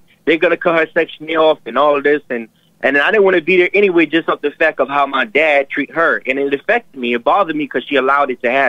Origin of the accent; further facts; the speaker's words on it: New York City, New York, United States; I'm actually from Brooklyn, not New York City.